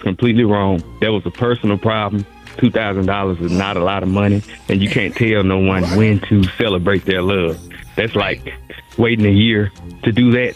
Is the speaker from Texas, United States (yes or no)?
yes; Texas, United States; I'm from Texas